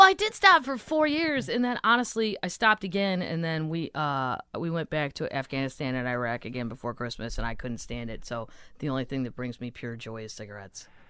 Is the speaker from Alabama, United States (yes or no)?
no; St. Louis, Missouri, United States; moved away; I'm from Saint Louis originally